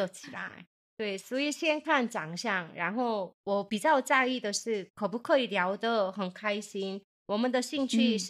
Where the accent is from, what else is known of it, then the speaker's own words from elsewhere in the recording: South Korea; Chinese is a second language; 我是从韩国来的猪猪，안녕하세요。